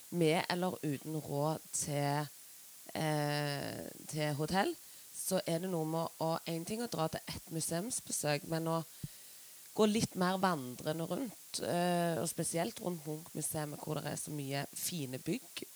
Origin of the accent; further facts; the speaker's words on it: Stavanger, Rogaland, Norway; jeg er jo fra Stavanger